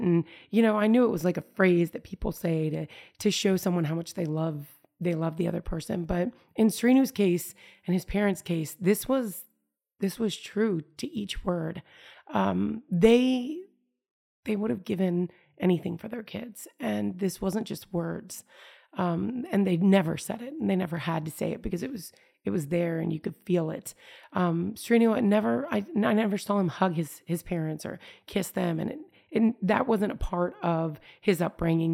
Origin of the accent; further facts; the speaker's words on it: United States; as an American